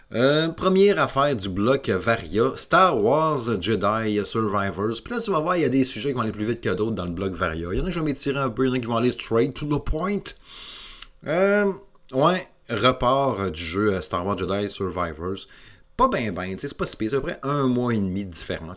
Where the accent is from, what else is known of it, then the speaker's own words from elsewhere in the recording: Quebec City, Quebec, Canada; je suis de la région de Québec